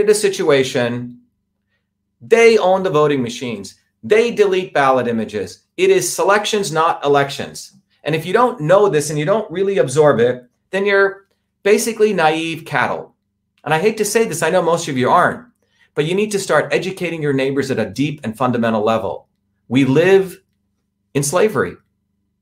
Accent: India; moved away; as an Indian untouchable

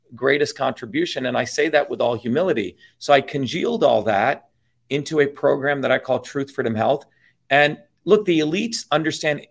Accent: India; now in United States; I grew up in India, Misty, as one of the lower caste people

